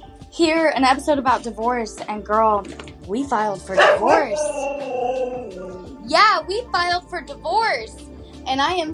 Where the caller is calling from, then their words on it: North Carolina, United States; I'm 28. I'm calling from North Carolina.